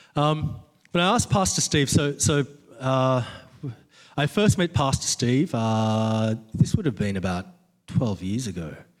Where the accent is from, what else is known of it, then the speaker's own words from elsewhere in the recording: Australia; I'm an Aussie